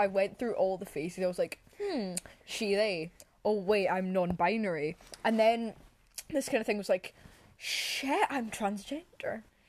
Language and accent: English; Scotland, United Kingdom; we're Scottish.